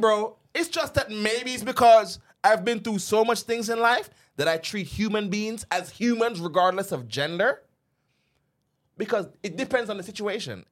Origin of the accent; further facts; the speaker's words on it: Jamaica; now in United States; we grew up in Jamaica.